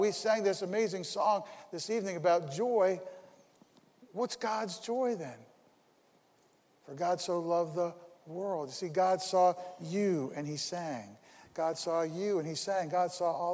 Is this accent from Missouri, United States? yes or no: no; Paterson, New Jersey, United States; I was born in Paterson, New Jersey